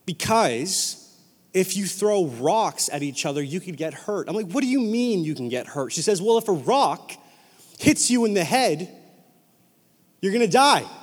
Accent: Whalley, British Columbia, Canada; I grew up in Whalley, super ghetto elementary school.

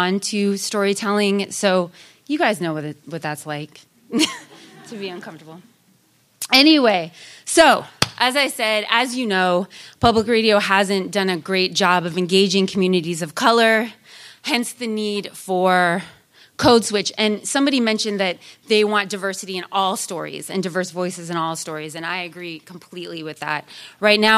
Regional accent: Sacramento, California, United States; also born or lived in Oakland, California; I grew up in Sacramento, California, one of the most diverse counties in all of California

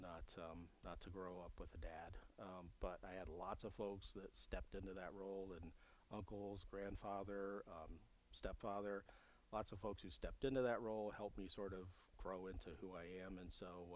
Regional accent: Ohio, United States; moved away; in my home state of Ohio at the time. I was, you know, in high school.

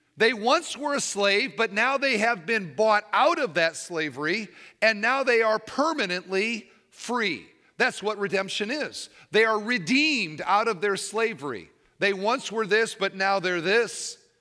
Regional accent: Iowa, United States; moved away as an adult; now in Indiana, United States; I've lived in Indiana for twenty-five years, but I grew up in Iowa.

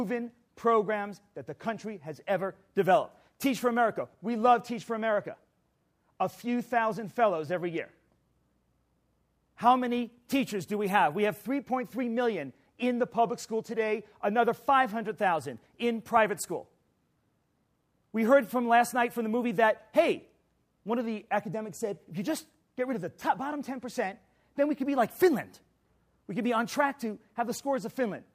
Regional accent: New York City, New York, United States; I'm from New York City.

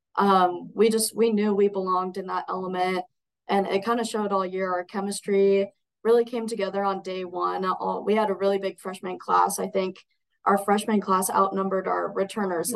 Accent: Coeur d'Alene, Idaho, United States; now in Caldwell, United States; I'm Idaho born and raised, but up in Coeur d'Alene

